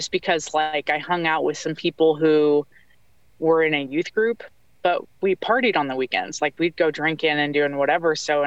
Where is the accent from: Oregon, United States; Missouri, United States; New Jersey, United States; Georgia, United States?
Missouri, United States; outside of St. Louis; I'm from the Midwest, outside of St. Louis